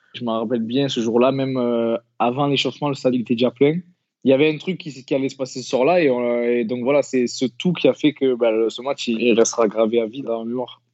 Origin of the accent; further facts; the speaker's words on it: Marseille, Provence-Alpes-Côte d'Azur, France; also born or lived in Les Pennes-Mirabeau; je suis né à Marseille, mais mes parents habitaient au Pen Mirabeau, c'est une petite commune à côté de Marseille